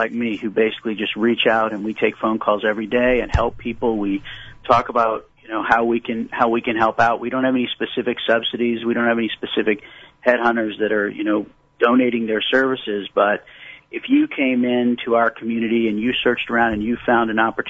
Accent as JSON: {"language": "English", "town": "New Orleans", "region": "Louisiana", "country": "United States", "moved": "as an adult", "lives_now": "Dallas, United States", "said": "I'm from New Orleans, but I've been here for about 20-plus years."}